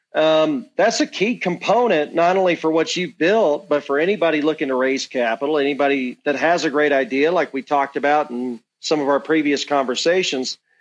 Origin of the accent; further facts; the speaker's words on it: Georgia, United States; my home state, Georgia